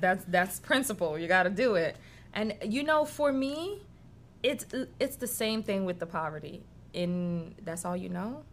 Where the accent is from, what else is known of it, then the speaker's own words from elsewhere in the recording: New York City, New York, United States; also born or lived in Haiti; now in Georgia, United States; I grew up in Washington Heights in New York